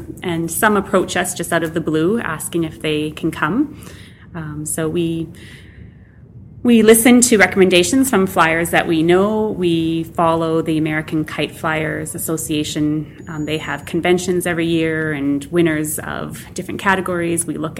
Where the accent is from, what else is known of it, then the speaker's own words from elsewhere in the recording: Manitoba, Canada; also born or lived in Vancouver; now in Swift Current, Canada; I am originally from Manitoba.